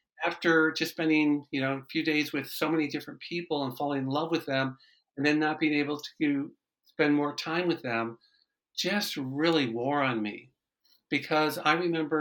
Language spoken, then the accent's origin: English; Michigan, United States; I'm originally from Michigan.